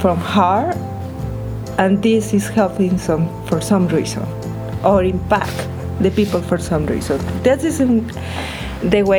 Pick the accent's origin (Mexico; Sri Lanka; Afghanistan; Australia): Mexico; English is a second language; moved away as an adult; now in United States; I'm from Mexico